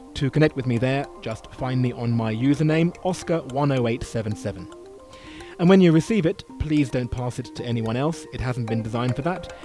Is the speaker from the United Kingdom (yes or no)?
yes; United Kingdom; I'm a Brit